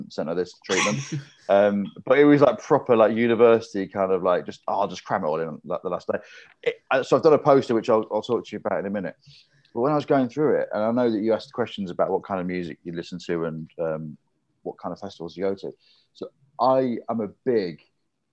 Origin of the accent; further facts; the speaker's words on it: Grimsby, Yorkshire and the Humber, United Kingdom; I'm from Grimsby, very working class family, very working class town